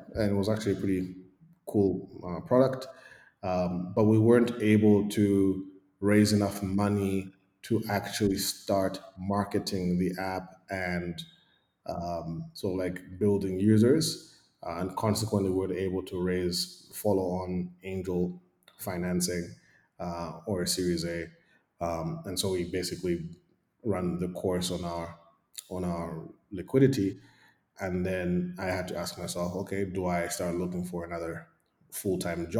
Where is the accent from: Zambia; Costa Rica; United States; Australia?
Zambia; also born or lived in Eswatini / United Kingdom; I was born in Zambia. I lived a significant part of my life here. I went to primary and nursery school here